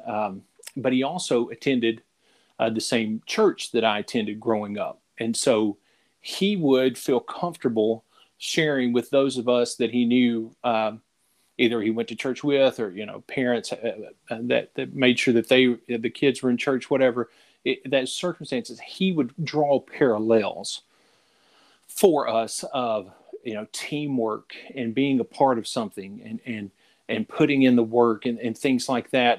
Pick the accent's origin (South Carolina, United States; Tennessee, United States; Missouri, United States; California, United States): Tennessee, United States; Middle; also born or lived in Florida; now in Louisiana, United States; I grew up in Tennessee, uh, in Middle Tennessee, and, and, spent years there, and then ended up in Louisiana by way of Florida